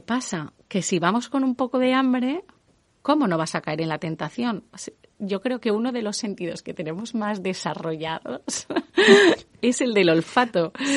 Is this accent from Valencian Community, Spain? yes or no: yes; Valencian Community, Spain; como buenos valencianos